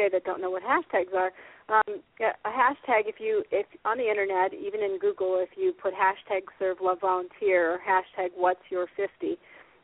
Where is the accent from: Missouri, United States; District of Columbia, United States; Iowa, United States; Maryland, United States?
Iowa, United States; I'm from Iowa. I was raised in Iowa. I'm a PV girl. Go Pleasant Valley